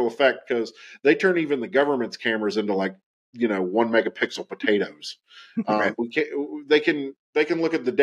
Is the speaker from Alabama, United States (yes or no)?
no; West Virginia, United States; I grew up in Appalachia. I grew up in West Virginia.